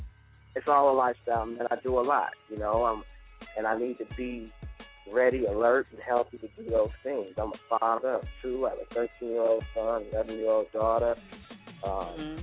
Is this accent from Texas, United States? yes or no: no; Chicago, Illinois, United States; moved away as an adult; also born or lived in Atlanta; growing up in Chicago